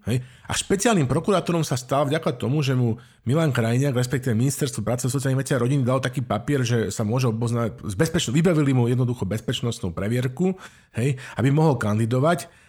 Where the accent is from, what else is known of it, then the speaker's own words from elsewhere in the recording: Slovakia; Slováci my sa vždycky pýtame, že odkiaľ si